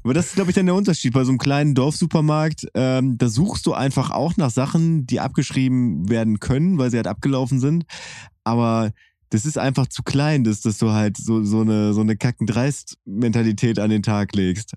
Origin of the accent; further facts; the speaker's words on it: Bielefeld area, North Rhine-Westphalia, Germany; wir sind ja beide in Bielefeld geboren worden